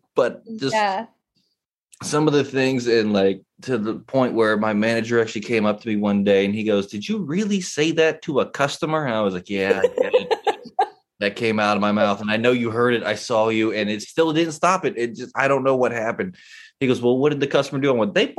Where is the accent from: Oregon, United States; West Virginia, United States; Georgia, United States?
West Virginia, United States; I was born and raised in West Virginia